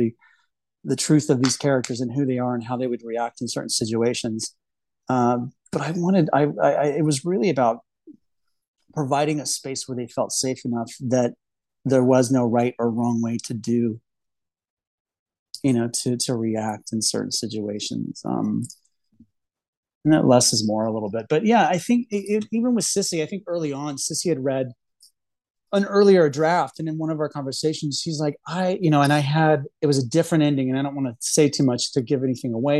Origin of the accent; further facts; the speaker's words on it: Texas, United States; I grew up in Texas in the Bible Belt.